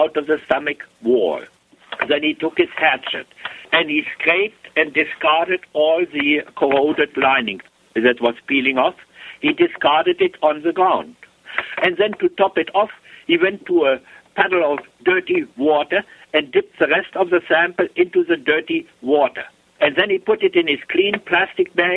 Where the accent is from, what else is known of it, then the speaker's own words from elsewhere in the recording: Germany; moved away as an adult; now in Canada; I was born, I grew up over there in Germany.